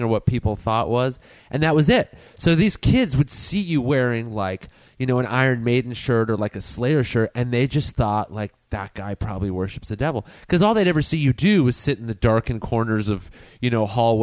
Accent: La Crescenta, California, United States; We grew up in the same town, place, La Crescenta

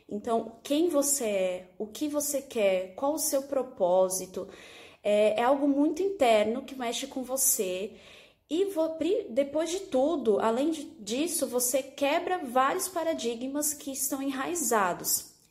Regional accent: São Paulo, Brazil; arquiteta …, sou de São Paulo, sou aluna da Raquel Menezes

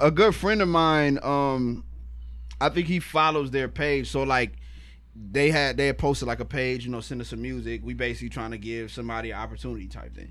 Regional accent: Cleveland, Ohio, United States; they know I'm from Cleveland, so they're like, man, you got like a Midwest flow

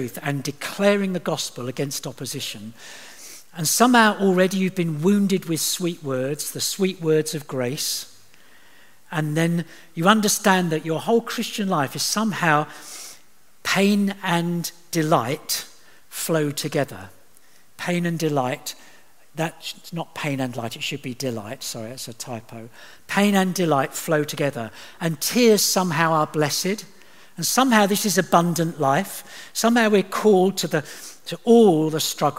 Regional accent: Eastbourne, South East England, United Kingdom; moved away; I'm from Eastbourne

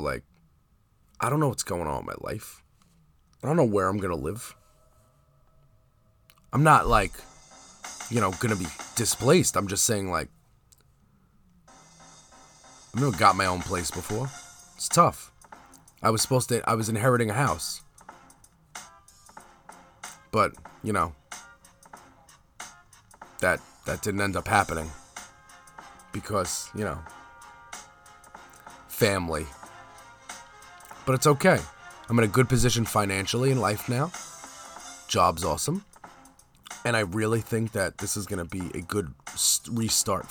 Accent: New York City, New York, United States; everybody who I grew up with on Staten Island

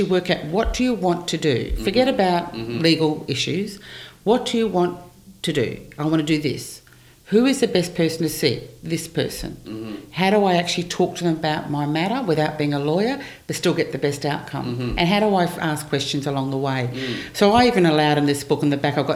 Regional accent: Brisbane, Queensland, Australia; also born or lived in New York; I was born in Brisbane. Okay. I've lived in Brisbane all my life, actually.

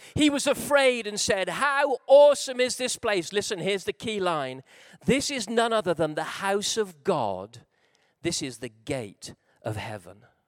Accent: Wales, United Kingdom; I'm a Welshman

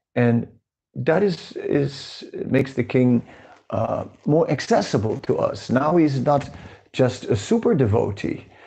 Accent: Netherlands; moved away; I'm from the Netherlands

